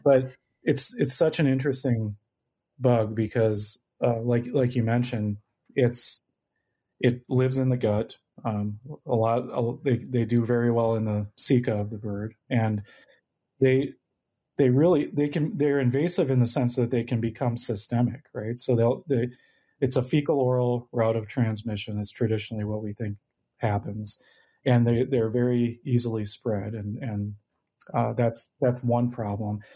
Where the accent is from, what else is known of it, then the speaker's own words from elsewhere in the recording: Minnesota, United States; moved away as an adult; also born or lived in North Dakota; I grew up in Minnesota and would love to come home.